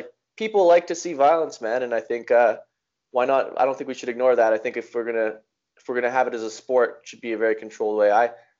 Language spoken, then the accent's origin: English; Innisfail, Alberta, Canada; I grew up in Innisfail, and he took me to this place called the Chinese Boxing Connection.